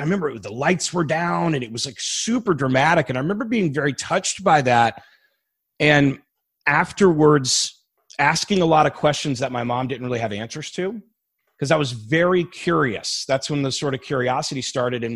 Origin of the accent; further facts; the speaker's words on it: Annandale, Virginia, United States; Northern Virginia, in Annandale, Virginia, Fairfax County.